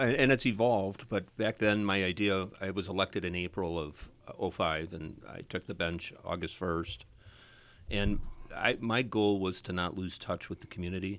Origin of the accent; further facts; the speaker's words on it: Appleton, Wisconsin, United States; I grew up in Appleton. I, we have six kids in our family and we all went to Appleton West